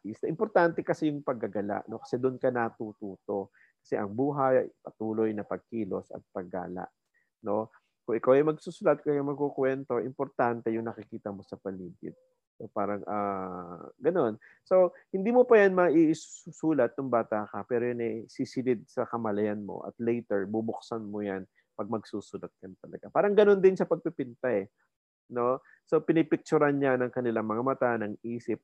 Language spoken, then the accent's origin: Tagalog; Silang, Calabarzon, Philippines; moved away as an adult; also born or lived in Indang, Cavite / Manila; ako tubong Cavite, no? Uh, silang Cavite.